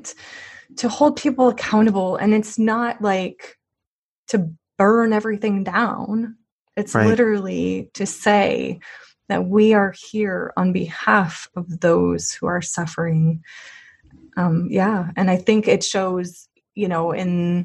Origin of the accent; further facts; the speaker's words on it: Missouri, United States; she's from my home state. Yeah. Missouri